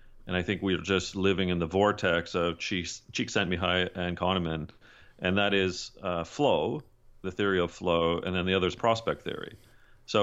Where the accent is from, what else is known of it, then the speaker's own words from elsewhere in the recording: Canada; Well, I'm Canadian, and don't hold that against your northern neighbor